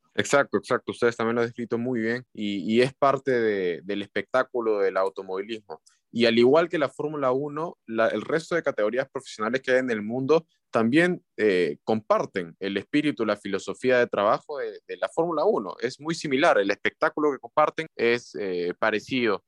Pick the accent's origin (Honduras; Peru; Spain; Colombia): Peru; como peruano